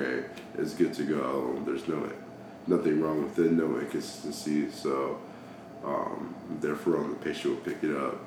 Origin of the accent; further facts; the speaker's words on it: Dallas, Georgia, United States; also born or lived in Virginia; from Dallas, Georgia